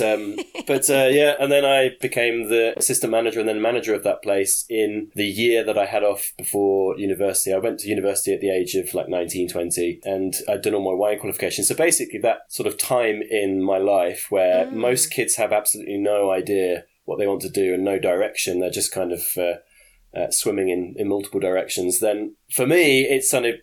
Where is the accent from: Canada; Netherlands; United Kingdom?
United Kingdom; Lincolnshire, East Midlands; I'm from Lincolnshire, in a nice sort of sleepy town.